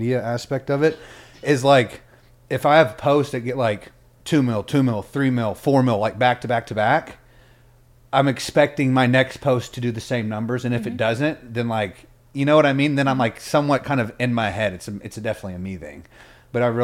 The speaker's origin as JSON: {"language": "English", "region": "Texas", "country": "United States", "tie": "born or raised there", "said": "Born and raised in Texas. An hour and a half outside Dallas, so kind of still in the sticks, not in the city"}